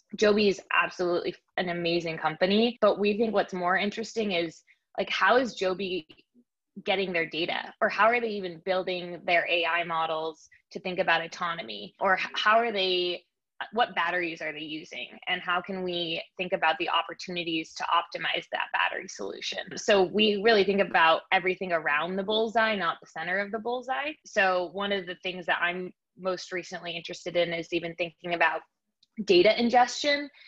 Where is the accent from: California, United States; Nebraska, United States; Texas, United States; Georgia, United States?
California, United States; Bay Area; moved away as an adult; also born or lived in Nashville, Tennessee / New York; i am a bay area native